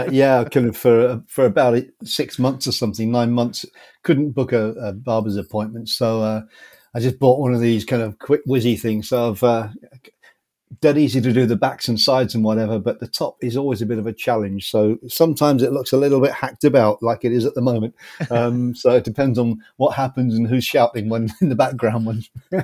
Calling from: Cheshire, North West England, United Kingdom; In Cheshire, which is just southwest of Manchester in the UK.

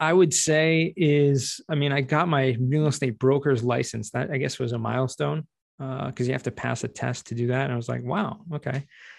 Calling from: Jerusalem, Jerusalem District, Israel; Tuning in today from the holy city of Jerusalem in Israel.

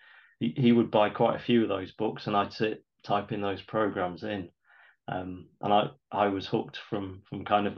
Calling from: Nottingham, East Midlands, United Kingdom; I'm calling in from Nottingham in England, United Kingdom.

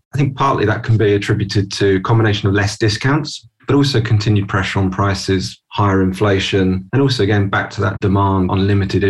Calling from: London, United Kingdom; I'm joining from London today. Normally I'd be in the office in London, but today at home

